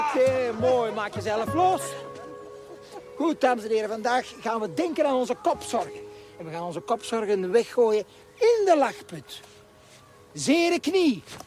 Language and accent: Dutch; Netherlands; als Nederlanders